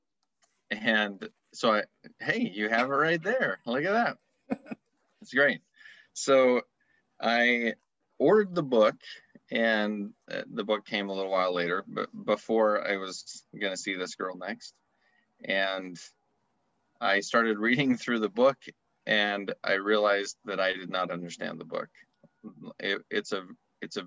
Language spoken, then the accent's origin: English; Utah, United States; also born or lived in Arizona; I grew up in Utah and I went to school in Arizona